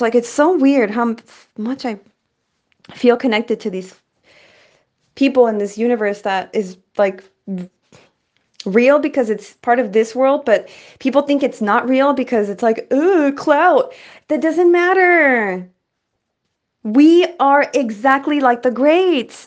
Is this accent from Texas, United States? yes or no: yes; El Paso, Texas, United States; now in San Francisco Bay Area, United States; I'm from Texas and then became a bay bitch. I'm from El Paso, Chuco Town, nine one five vibes.